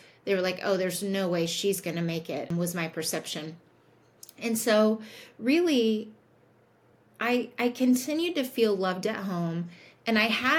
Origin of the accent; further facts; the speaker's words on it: Indianapolis, Indiana, United States; I grew up in Indianapolis